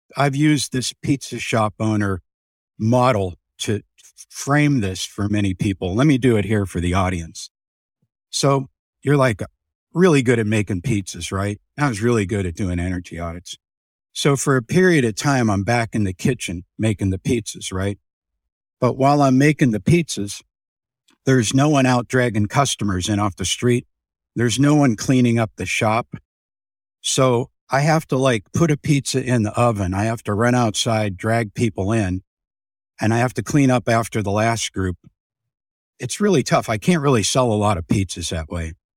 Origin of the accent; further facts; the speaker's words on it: Youngstown, Ohio, United States; I'm from Youngstown, Ohio